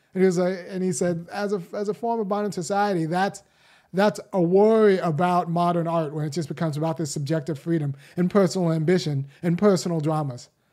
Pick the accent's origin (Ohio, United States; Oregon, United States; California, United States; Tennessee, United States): California, United States; Los Angeles; I was born in Los Angeles. I'm about their age